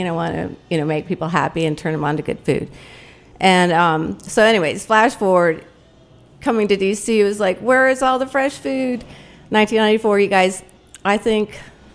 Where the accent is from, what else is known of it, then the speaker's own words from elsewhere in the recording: California, United States; moved away as an adult; now in Washington, D.C., United States; I'm from California